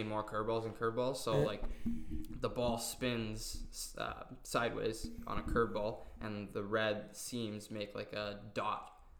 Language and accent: English; Ontario, Canada; also born or lived in St. Cloud, Minnesota / Dakota; growing up in Ontario